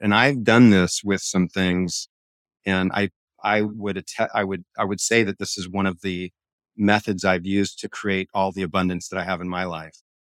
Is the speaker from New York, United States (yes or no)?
no; Hawaii, United States; I grew up in Hawaii